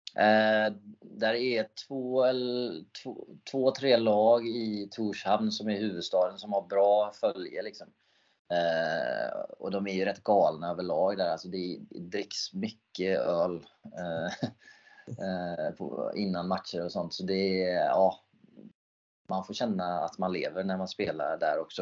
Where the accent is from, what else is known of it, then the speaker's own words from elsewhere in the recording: Sweden; jag är den enda svensk i färöiska ligans historia